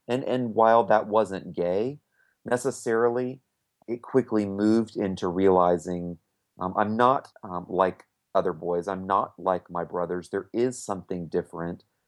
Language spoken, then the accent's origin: English; Winter Park, Florida, United States; we live in my hometown, um, Winter Park, Florida